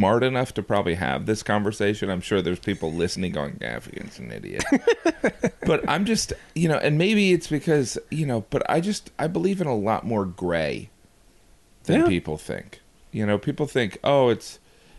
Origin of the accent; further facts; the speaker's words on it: Indiana, United States; growing up in Indiana, I worked in a grocery store